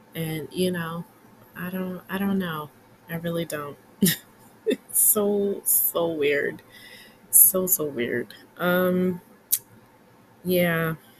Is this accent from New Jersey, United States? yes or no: no; New York City, New York, United States; as a New Yorker